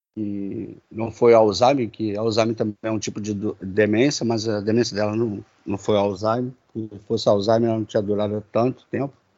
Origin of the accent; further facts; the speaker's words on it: Duque de Caxias, Rio de Janeiro, Brazil; now in Magé, Brazil; sou natural do Rio de Janeiro, da Baixada Fluminense, de Duque de Caxias. Hoje moro em Magé